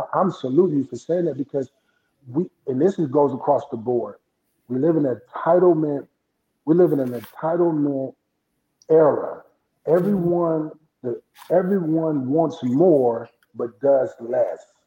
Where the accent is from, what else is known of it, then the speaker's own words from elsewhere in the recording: Flint, Michigan, United States; also born or lived in Indianapolis, Indiana; now in Atlanta, United States; We grew up in Flint, Michigan. You know, you know about Flint. I'm a Flintstone, part Flintstone, then Indianapolis